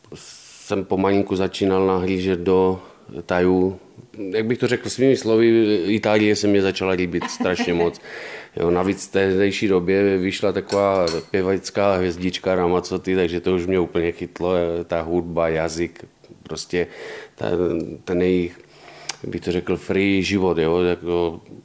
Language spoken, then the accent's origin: Czech; Czechia; moved away as an adult; also born or lived in Italy / Washington, D.C.; já jsem byl Čech